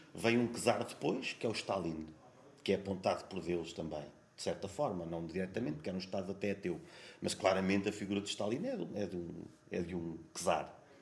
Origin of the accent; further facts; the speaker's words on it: Sabugal, Portugal; moved away as an adult; also born or lived in Lisbon; now in Terceira, Portugal; eu sou, sou do Sebogal, a minha terra, mas eu nunca me senti verdadeiramente lá